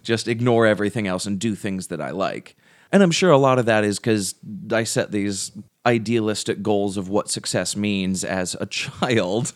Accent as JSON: {"language": "English", "country": "United States", "also_born_or_lived": "England", "said": "we're from America"}